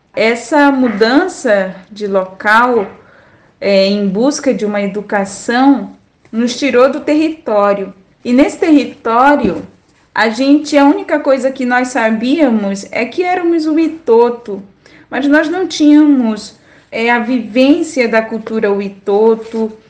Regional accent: Solimões River, Amazonas, Brazil; now in Manaus, Brazil; que é o Rio Solimões, de onde eu venho

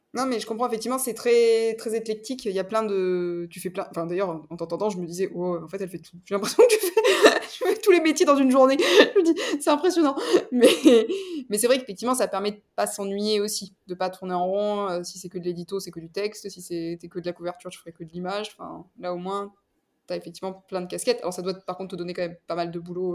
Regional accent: La Cadière-d'Azur, Provence-Alpes-Côte d'Azur, France; moved away; also born or lived in Toulon; je viens de la Cadière d'Azur, c'est à côté de Saint-Cyr-sur-Mer, près de la ciotard Et j'ai fait mes études à Toulon

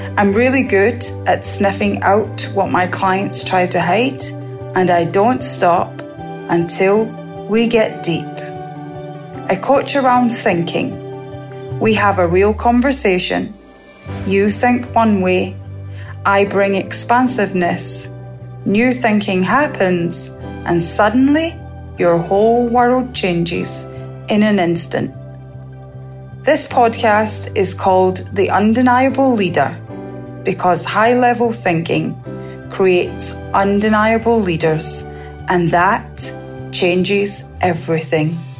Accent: Scotland, United Kingdom; now in Barbados; I was born in Scotland and I now live in Barbados

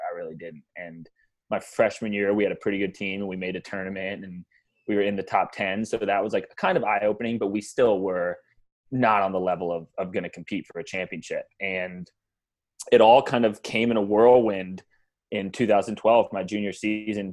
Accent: Atlanta, Georgia, United States; growing up in Atlanta

